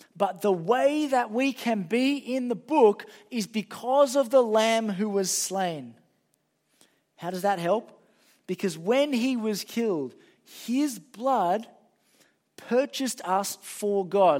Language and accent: English; Sydney, New South Wales, Australia; I'm from Sydney.